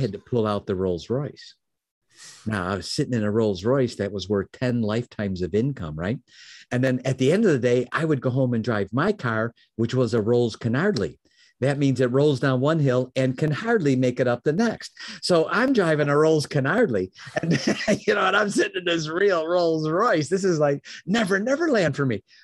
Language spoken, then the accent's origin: English; Chicago, Illinois, United States; now in Michigan, United States; I was born in Chicago. I live in Michigan now.